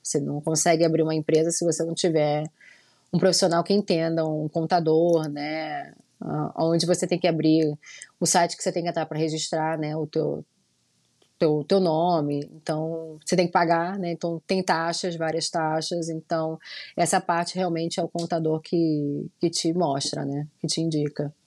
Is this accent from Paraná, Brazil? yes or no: no; Rio de Janeiro, Brazil; moved away as an adult; now in Orlando, United States; sou carioca mesmo da Gema, nasci no Rio de Janeiro, né, na Tijuca, nasci lá